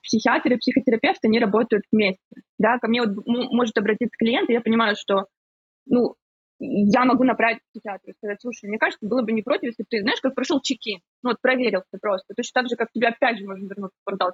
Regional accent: Ukraine; now in Cyprus; сама из Украины, сейчас живу на Кипре

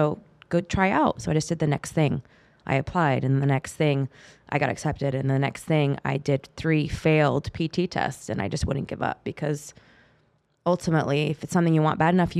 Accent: California, United States; growing up in the Bay Area of California and growing up in the generation I did, I was born in the 70s

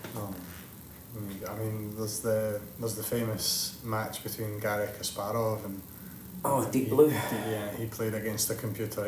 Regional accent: Scotland, United Kingdom; As a Scot

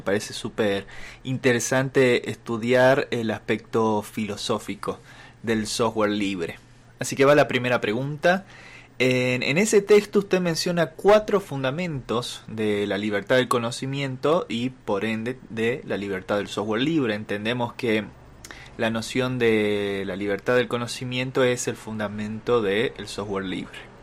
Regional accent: Salta, Argentina; yo también soy salteño, soy de acá

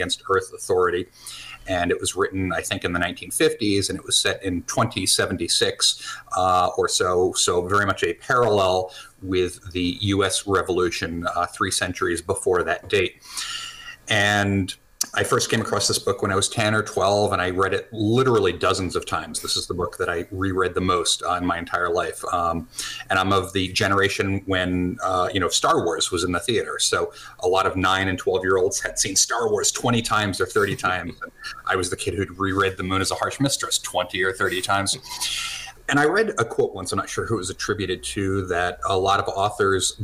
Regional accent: New Jersey, United States; now in New Hampshire, United States; I'm an American. I grew up in New Jersey and bouncing around a few other states

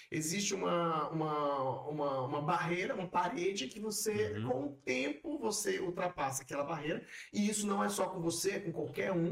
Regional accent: Brazil; e o que é, eu não gosto de usar as expressões e vou ser mais maneiro. O que é cultural e o que é só porque eu sou brasileiro.

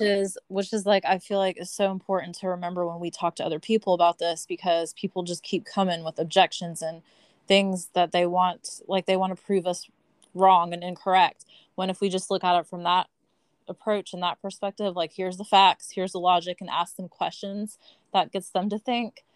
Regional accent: Georgia, United States; also born or lived in Pittsburgh, Pennsylvania; I was born in Pittsburgh, but I have moved to Georgia when I was a kid

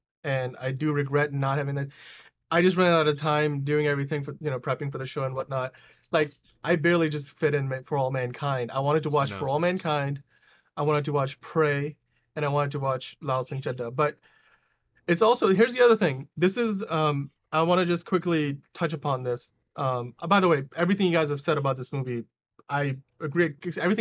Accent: Pakistan; I'm from Pakistan

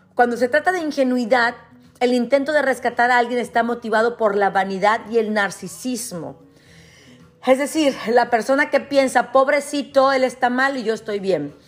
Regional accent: Ciudad Victoria, Tamaulipas, Mexico; moved away; yo crecí en Ciudad Victoria, que no es un pueblo, pero es una ciudad muy chica.

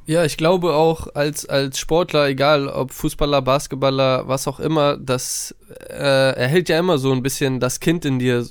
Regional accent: Hamburg, Germany; moved away as an adult; nah an Hamburg, nah an meiner Heimat

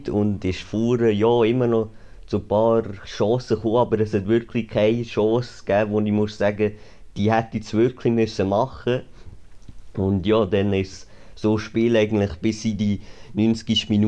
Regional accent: Lucerne, Switzerland; und ja, dort hätten wir als Luzerner sich ganz klar wollen, drei Punkte holen

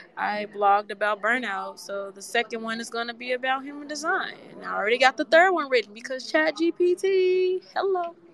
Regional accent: Memphis, Tennessee, United States; I come from Memphis

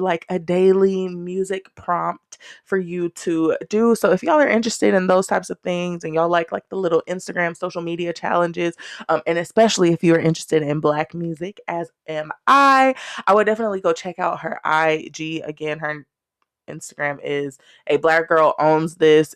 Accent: Texas, United States; I'm Texan and Black and country as fuck.

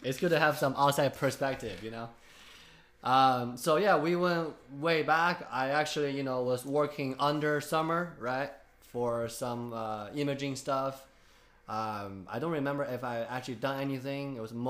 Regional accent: Ogden, Utah, United States; born there; I was born here.

